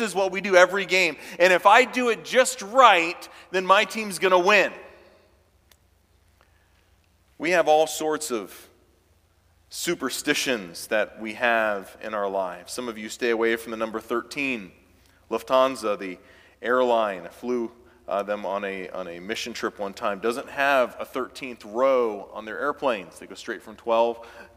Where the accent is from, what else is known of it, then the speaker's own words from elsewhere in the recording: Clemson, South Carolina, United States; moved away; born and raised in Clemson, South Carolina